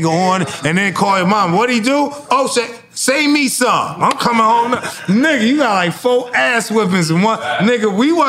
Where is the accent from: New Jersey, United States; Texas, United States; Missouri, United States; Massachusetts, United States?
New Jersey, United States; I came from Jersey, and the homie in the 500E